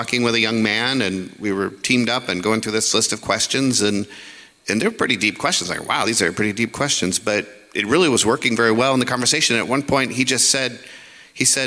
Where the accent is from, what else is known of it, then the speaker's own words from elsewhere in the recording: United States; as an American